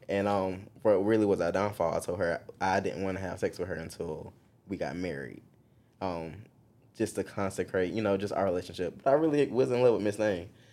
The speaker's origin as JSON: {"language": "English", "town": "Marion", "region": "South Carolina", "country": "United States", "tie": "born or raised there", "moved": "as an adult", "lives_now": "Columbia, United States", "said": "I'm actually from Marion, South Carolina. It is small town of South Carolina"}